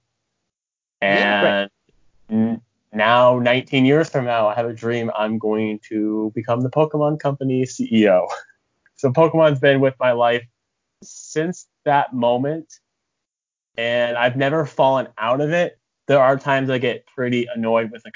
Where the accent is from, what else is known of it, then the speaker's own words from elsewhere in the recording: American Midwest, United States; also born or lived in Japan; I am an American Midwesterner